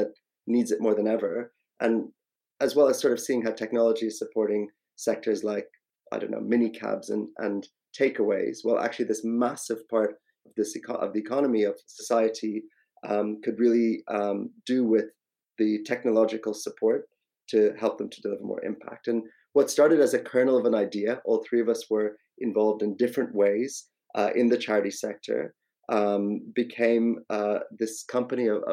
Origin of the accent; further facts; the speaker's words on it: Ireland; moved away as an adult; also born or lived in India; now in London, United Kingdom; My own background, so originally Indian, actually grew up in Ireland, moved over to London about 20 years ago